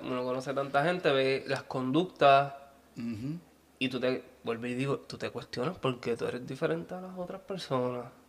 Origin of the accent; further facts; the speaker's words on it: Ponce, Puerto Rico; Yo soy de Ponce.